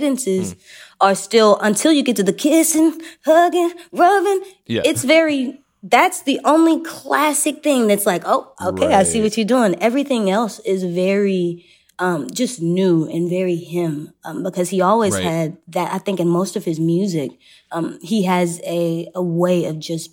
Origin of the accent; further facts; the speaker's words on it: Texas, United States; I'm from Texas